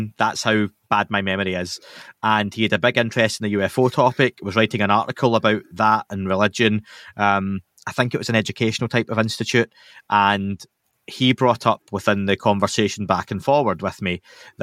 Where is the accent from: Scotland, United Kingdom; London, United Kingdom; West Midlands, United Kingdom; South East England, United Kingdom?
Scotland, United Kingdom; I'm Scottish.